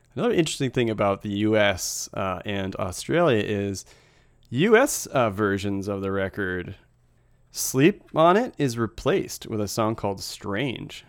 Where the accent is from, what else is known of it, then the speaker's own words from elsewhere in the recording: United States; As an American